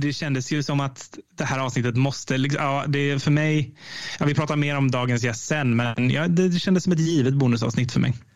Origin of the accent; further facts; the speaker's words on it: Oskarshamn, Kalmar County, Sweden; när jag växte upp i Oskarshamn, precis som du gjorde. Jag bodde i Kristineberg